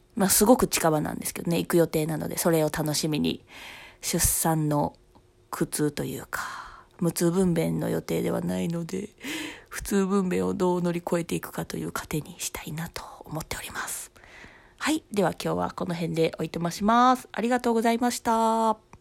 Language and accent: Japanese; Osaka, Japan; 私は生まれも育ちもずっと大阪なんですけどね、三十数年